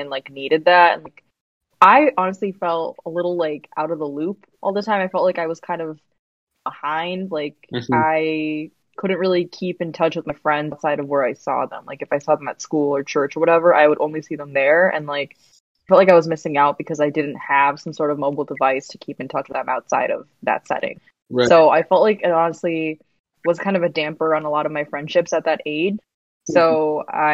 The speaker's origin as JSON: {"language": "English", "town": "Naperville", "region": "Illinois", "country": "United States", "tie": "born or raised there", "said": "I was born in Edward Hospital in Naperville, Illinois. So yes, I've been in Naperville my entire life, and so we grew up closer to downtown Naperville"}